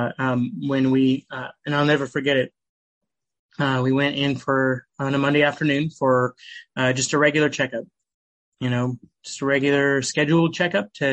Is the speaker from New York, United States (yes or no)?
no; Nampa, Idaho, United States; I'm from Nampa, Idaho. Grew up in Idaho. I was actually born and raised in Idaho.